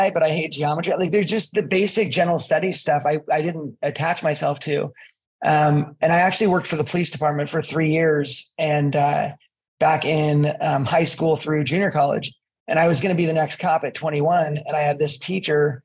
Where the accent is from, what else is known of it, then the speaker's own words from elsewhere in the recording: East Bay, California, United States; moved away as an adult; also born or lived in Colorado / Pacific Northwest; I grew up in California in the East Bay